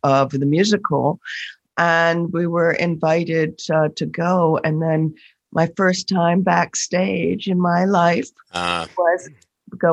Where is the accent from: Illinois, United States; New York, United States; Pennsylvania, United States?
Illinois, United States; Chicago; moved away; also born or lived in Northampton, Massachusetts; I grew up in the Crucible of Hyde Park in the south side of Chicago